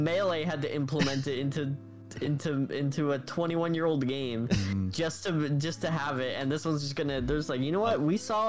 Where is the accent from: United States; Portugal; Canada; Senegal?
Canada; Ontario; I'm from Canada, I'm from Ontario, so East Coast